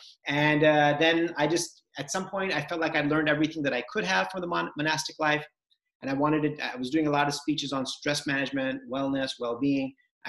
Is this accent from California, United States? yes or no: yes; California, United States; So I grew up in Southern California. My parents came from India to the US with almost nothing in 1980.